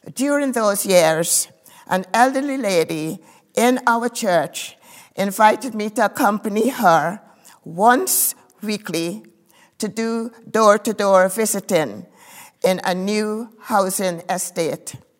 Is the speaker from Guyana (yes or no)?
yes; Guyana; I was born in Guyana, in South America.